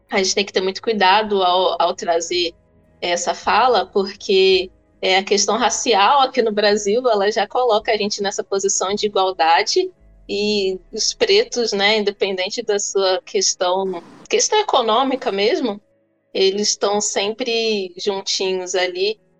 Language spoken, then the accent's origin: Portuguese; Angola; Então eu já coloco logo que eu sou angolano, que eu sou preto